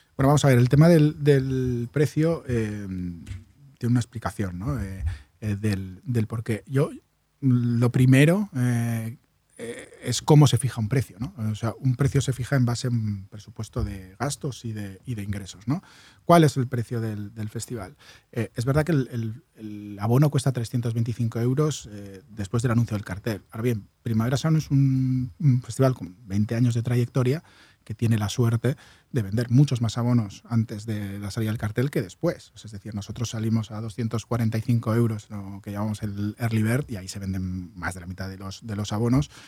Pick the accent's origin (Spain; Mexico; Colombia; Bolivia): Spain; Basque Country; now in Barcelona, Spain; yo soy vasco